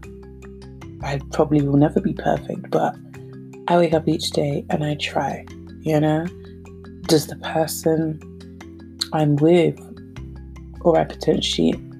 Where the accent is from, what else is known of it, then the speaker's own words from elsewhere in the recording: Nigeria; being Nigerian